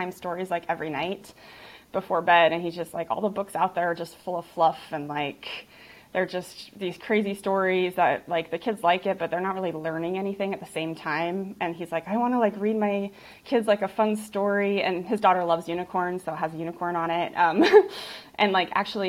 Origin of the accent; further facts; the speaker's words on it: Utah, United States; I grew up in Utah that was like 0% recycling when I grew up